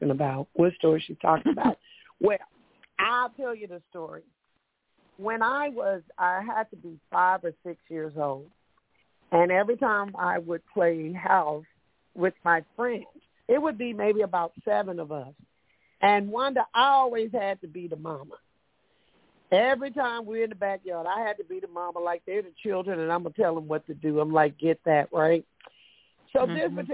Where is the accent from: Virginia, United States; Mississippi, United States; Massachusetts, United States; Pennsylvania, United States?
Mississippi, United States; Meridian; now in Bay Area, United States; growing up in Mississippi.